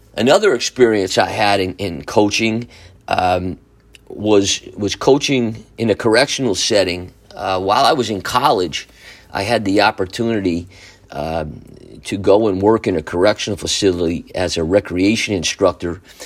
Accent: Newburgh, New York, United States; the Newburgh City School District called me and asked me if I was interested in coming back to Newburgh to teach and to coach.

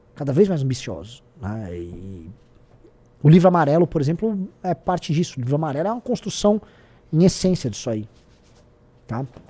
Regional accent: Brazil; como nós brasileiros

